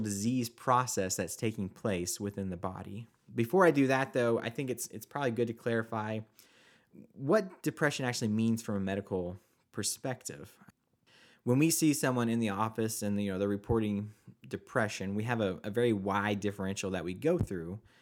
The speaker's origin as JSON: {"language": "English", "region": "Oklahoma", "country": "United States", "tie": "born or raised there", "said": "I was born and raised in Oklahoma."}